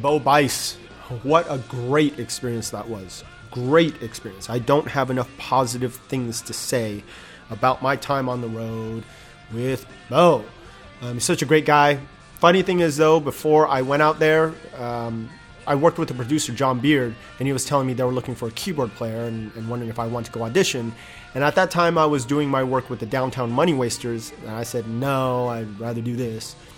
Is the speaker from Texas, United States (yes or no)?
no; Inland Empire, Southern California, United States; also born or lived in Detroit, Michigan / San Diego, California / Nashville, Tennessee; I grew up in Southern California. I was born in Detroit, but I don't remember anything about it. Um, so, I really consider myself a Southern California boy